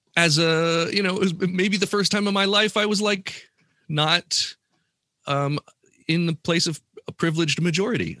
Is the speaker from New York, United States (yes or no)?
no; Columbus, Ohio, United States; my hometown of Columbus, Ohio